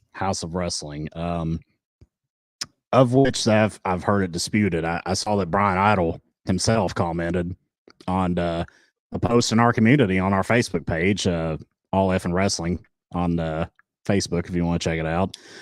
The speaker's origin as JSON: {"language": "English", "country": "United States", "said": "I am the American half of the equation"}